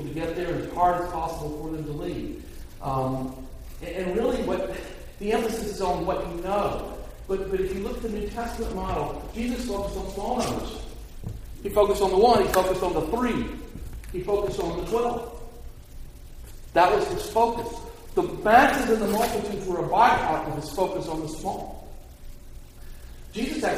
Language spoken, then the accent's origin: English; United States; for me as an American